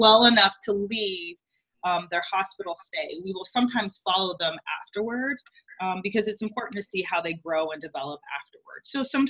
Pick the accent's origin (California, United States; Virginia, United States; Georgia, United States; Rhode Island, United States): Georgia, United States; moved away as an adult; also born or lived in New Orleans / Nashville / St. Louis; I grew up in Georgia, and then went to New Orleans for undergrad, and I am a Katrina survivor.